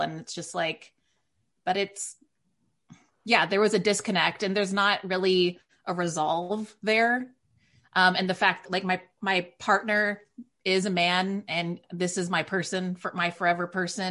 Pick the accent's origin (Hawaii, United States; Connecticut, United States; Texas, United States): Texas, United States; Waco; moved away as an adult; also born or lived in Northern California; now in New York City, United States; I'm raised in a very conservative Waco, Texas